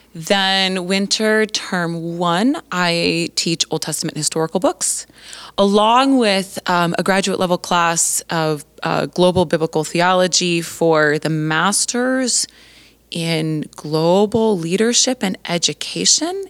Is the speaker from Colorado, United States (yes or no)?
yes; Colorado, United States; moved away as an adult; now in Three Hills, Canada; I was born and raised in Colorado